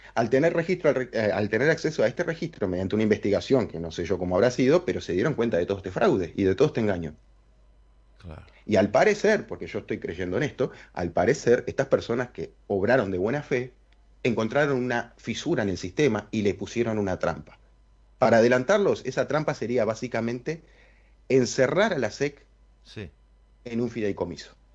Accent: Uruguay; A nosotros nos tratan como un país chiquitito, como lo que somos

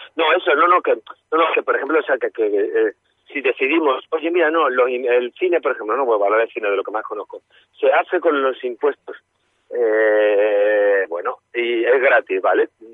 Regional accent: Málaga, Andalusia, Spain; moved away; mi tierra

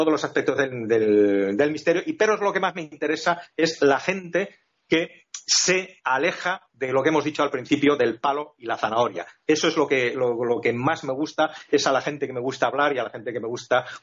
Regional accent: Finland; born there; also born or lived in Spain; yo soy una persona que nací en Escandinavia, en Finlandia, eh, he ido y he vuelto tanto a Finlandia como a España, he mezclado en mi juventud bastantes veces

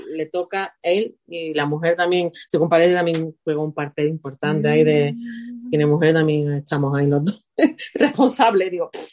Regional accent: Spain; moved away; soy española

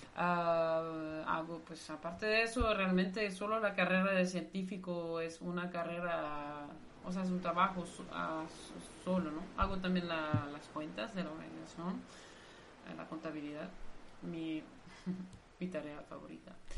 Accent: Brussels, Brussels-Capital Region, Belgium; Spanish is a second language; moved away as an adult; now in Nicaragua; Sí, soy belga. En realidad mm, digo que soy de Bruselas

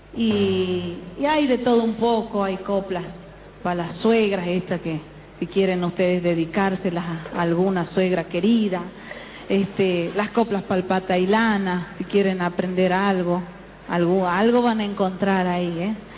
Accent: Calchaquí Valleys, Argentina; representando a mi pueblo, a los valles cachaquíes

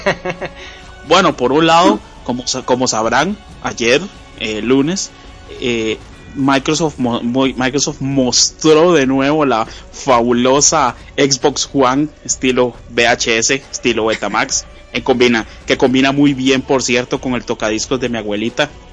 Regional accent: Costa Rica; es un podcast eh, hecho en Costa Rica. Los que lo hacemos somos costarricenses

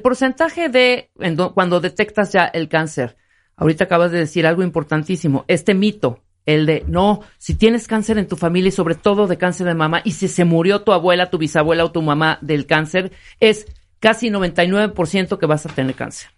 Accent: Chiapas, Mexico; yo soy de Chiapas.

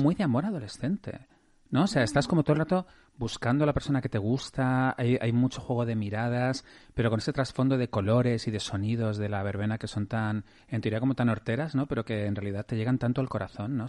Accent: Madrid, Community of Madrid, Spain; yo soy madrileño, entonces yo he vivido en Madrid toda mi vida

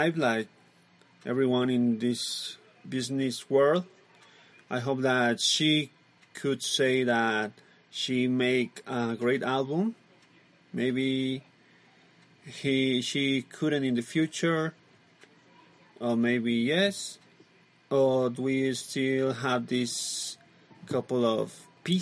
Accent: Mexico; English is a second language; We are from Mexico

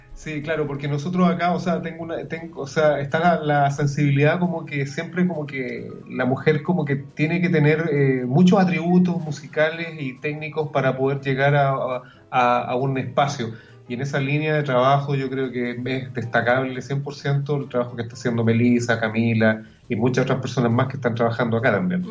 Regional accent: Chile; nosotros como chilenos

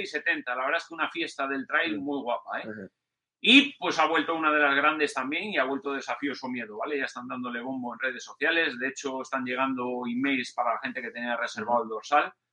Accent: Cantabria, Spain; voy a intentar correr lo que pueda en Cantabria, voy a intentar correr lo que pueda en mi tierra

